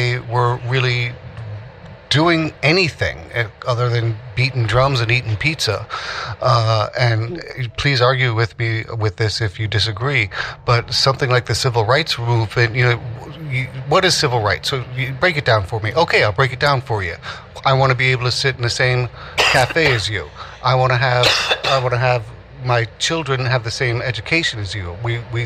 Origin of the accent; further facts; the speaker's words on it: New York City, New York, United States; I was born in 1965 in Greenwich Village. So my earliest memories at 4 years old, 1969, Greenwich Village